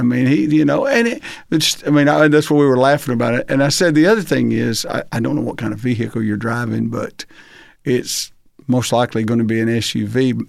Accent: Arkansas, United States; So actually, and coming to Alabama is not vastly different than growing up in Arkansas.

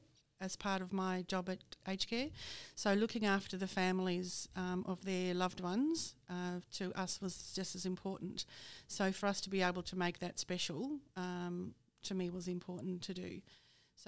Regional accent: Netherlands; now in Australia; I'm from Holland, so I'm Dutch

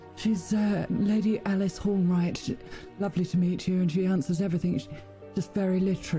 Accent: England, United Kingdom; Shush, I'm English.

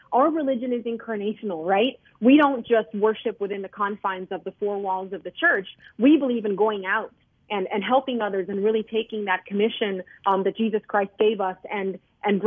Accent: Mexico; now in United States; I was born in Mexico

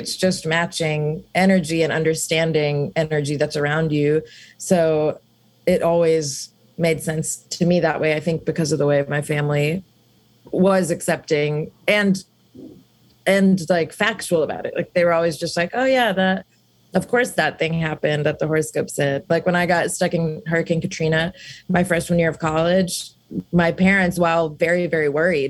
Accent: South India, India; So I've been raised Hindu and I'm from South India.

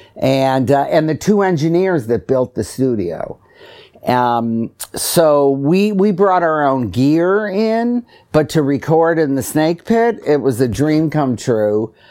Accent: Detroit, Michigan, United States; I grew up in Detroit

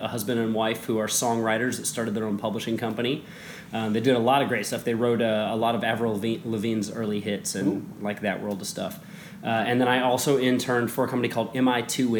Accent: Midwest, United States; moved away as an adult; now in New York, United States; I grew up in the Midwest

